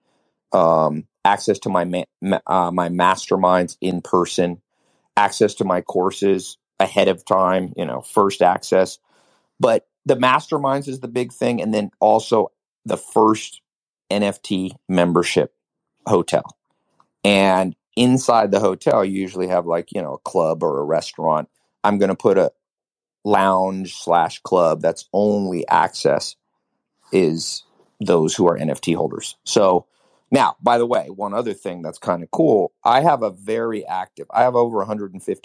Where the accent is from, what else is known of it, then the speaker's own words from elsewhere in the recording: North Carolina, United States; also born or lived in Los Angeles, California; I spent my high school years in a mobile home in North Carolina